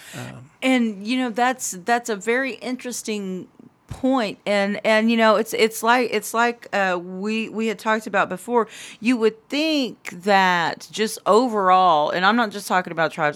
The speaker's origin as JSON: {"language": "English", "town": "Anadarko", "region": "Oklahoma", "country": "United States", "said": "I'm from Anadarko"}